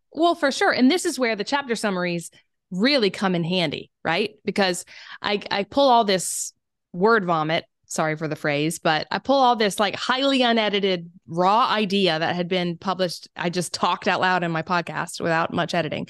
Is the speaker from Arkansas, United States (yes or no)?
no; South Carolina, United States; accent: Southern; moved away; also born or lived in Germany; I am from South Carolina